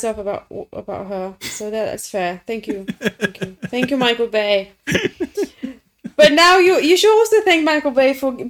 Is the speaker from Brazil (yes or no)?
no; Romania; I'm from Romania.